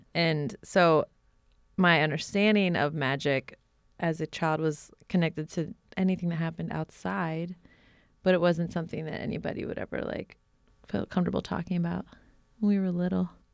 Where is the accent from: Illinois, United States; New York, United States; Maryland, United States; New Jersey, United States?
New Jersey, United States; now in Portland, United States; I live in Portland at the moment, although I grew up in New Jersey.